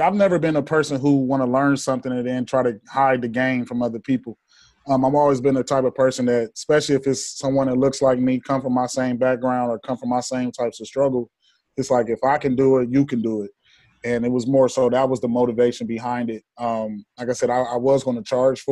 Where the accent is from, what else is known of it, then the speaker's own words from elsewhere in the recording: Columbus, Ohio, United States; now in Atlanta, United States; I'm originally from Columbus, Ohio